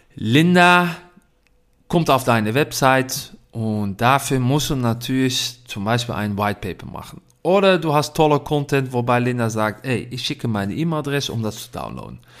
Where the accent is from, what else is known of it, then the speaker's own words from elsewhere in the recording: Netherlands; German is a second language; Ich komme aus Holland.